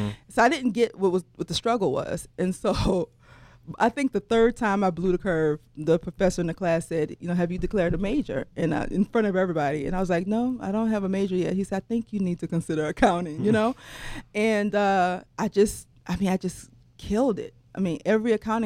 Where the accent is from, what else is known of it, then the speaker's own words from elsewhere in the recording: New Orleans, Louisiana, United States; I went to UNO because I'm from New Orleans, and I stayed home and attended college